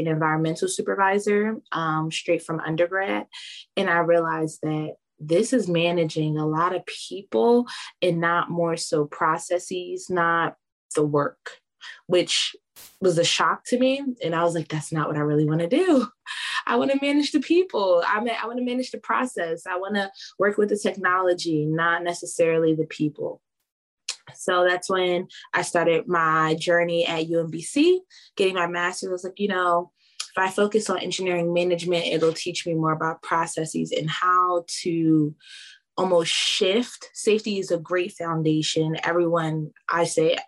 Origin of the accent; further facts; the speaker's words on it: Philadelphia, Pennsylvania, United States; also born or lived in Lancaster, Pennsylvania; I'm originally from Philadelphia